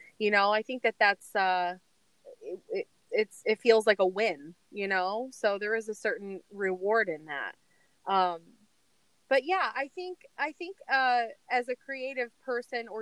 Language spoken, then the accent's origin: English; New York City, New York, United States; I'm still from New York City